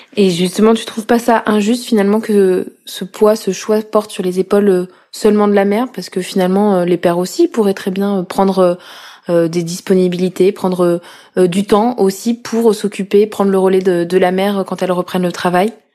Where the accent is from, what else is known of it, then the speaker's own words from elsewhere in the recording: Corrèze, Nouvelle-Aquitaine, France; now in Paris, France; Je suis originaire de Corrèze et je vis à Paris depuis 2015.